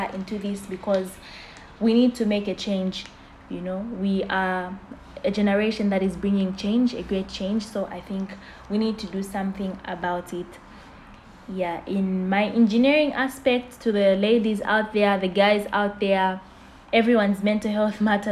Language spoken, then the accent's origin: English; Zambia; I'm from Zambia